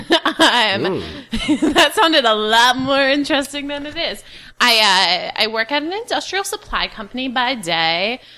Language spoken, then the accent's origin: English; Danbury, Connecticut, United States; moved away as an adult; also born or lived in New York; now in Chicago, United States; I was born in New York, but I was raised in Connecticut.